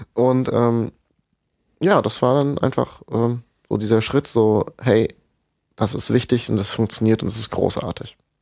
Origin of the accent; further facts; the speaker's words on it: Rhine-Main area, Germany; im Rhein-Main-Gebiet, wo ich herkomme